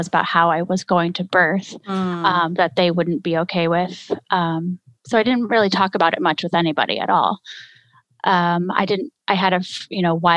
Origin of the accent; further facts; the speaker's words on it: Texas, United States; moved away as an adult; also born or lived in California; now in Wisconsin, United States; I'm actually from Texas